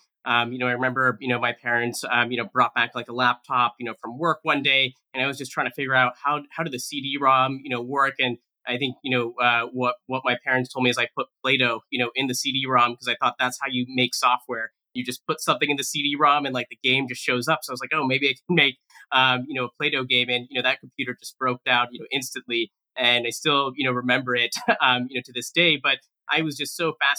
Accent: Bay Area, California, United States; I'm really grateful to have grown up in the Bay Area

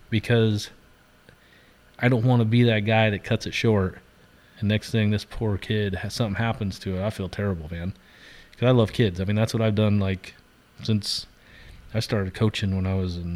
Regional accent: Central Point, Oregon, United States; I've lost some good kids that I knew growing up in Central Point to suicide

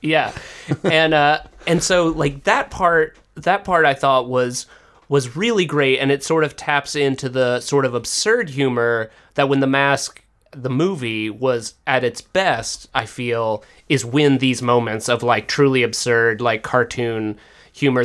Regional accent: the South, United States; I was brought up in the South.

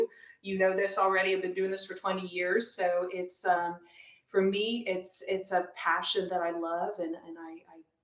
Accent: Pennsylvania, United States; moved away as an adult; also born or lived in Chicago, United States; now in Midwest, United States; I'm originally from Pennsylvania. And what moved me to the Midwest, which is in the area that I'm at, is I went to grad school in Chicago

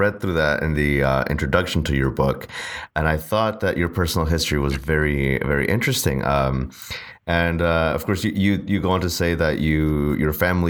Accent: Texas, United States; I'm from Texas.

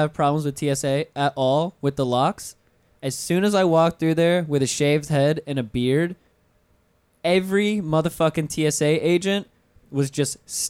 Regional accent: Pensacola, Florida, United States; moved away; I'm from North Florida, so originally

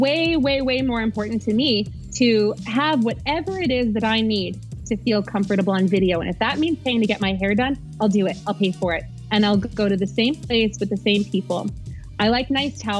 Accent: New York City, New York, United States; moved away as an adult; now in Dallas, United States; I was born and raised in New York City

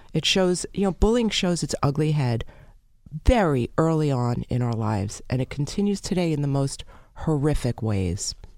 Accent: New York City, New York, United States; I'm from Brooklyn

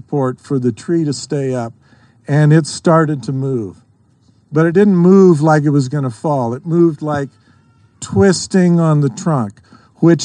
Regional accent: Idaho, United States; I grew up in Idaho

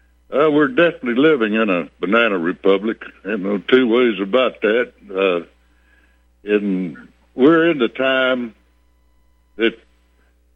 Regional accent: Texas, United States; moved away as an adult; also born or lived in Bandera, Texas / Port Lavaca, Texas; now in South Dakota, United States; I'm originally from Texas. I used to live in Bandera. Then back in 1954, my folks came down to the Port Lavaca area

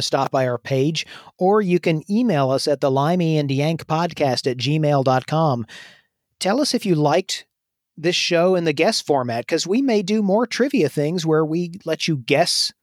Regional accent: United States; I'm American.

